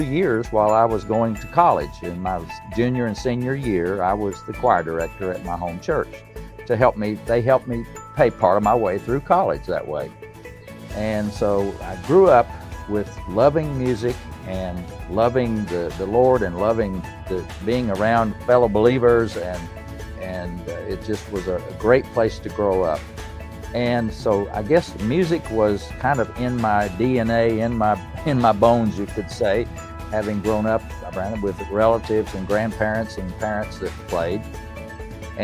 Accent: Erwin, Tennessee, United States; I was born in Tennessee in the United States, in the East Tennessee, up in the mountains.

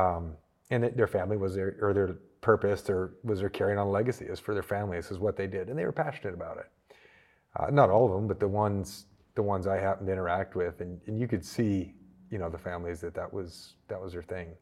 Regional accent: small town near Toronto, Ontario, Canada; moved away as an adult; also born or lived in Georgia, United States / North Carolina, United States; now in United States; I was born small town Canada, um, not too far from Toronto

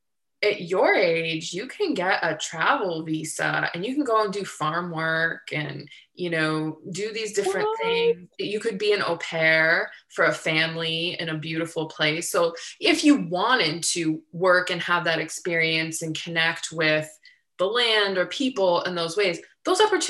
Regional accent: Ohio, United States; moved away as an adult; now in San Diego, United States; I grew up in Ohio

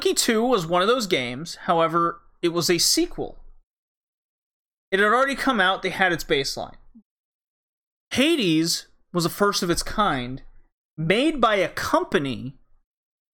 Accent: Rocky Mountains, United States; I was born in the Rocky Mountains

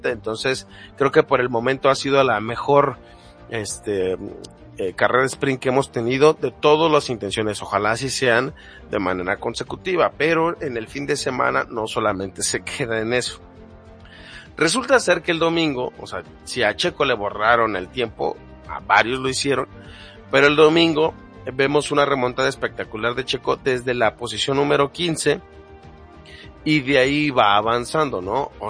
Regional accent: Mexico; lamentablemente como mexicanos muchas veces hemos dejado a la deriva a los comentarios de personas que dicen que son los mejores del mundo

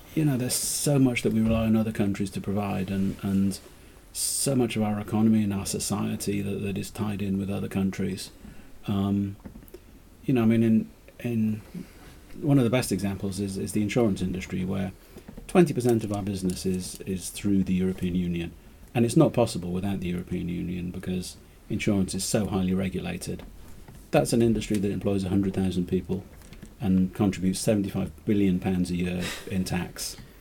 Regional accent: Wales, United Kingdom; I'm I'm Welsh

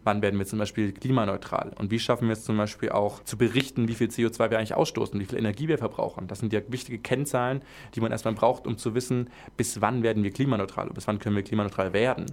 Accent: Swabia, Baden-Württemberg, Germany; accent: Swabian; als Schwabe

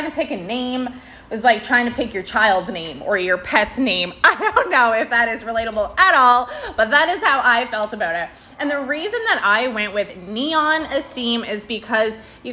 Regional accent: Prince Edward Island, Canada; moved away as an adult; also born or lived in Alberta; I was born there. I was raised there. I did all my schooling there.

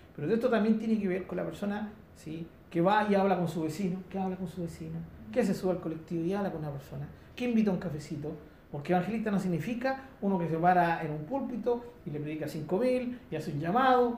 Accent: Chile; aquí en Chile nosotros tenemos en zonas rurales, tenemos gente de nuestra misma cultura

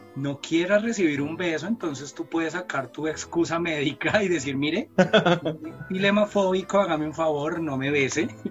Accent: Colombia; nosotros crecimos acá en Colombia con muchas novelas mexicanas

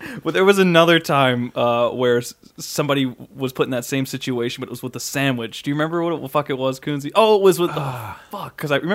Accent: North Carolina, United States; I grew up in North Carolina

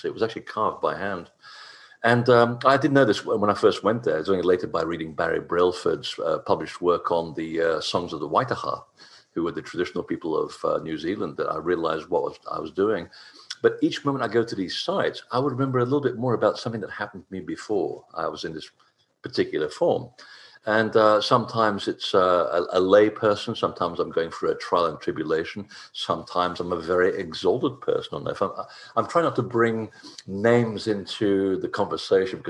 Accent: Portugal; I'm not British by birth

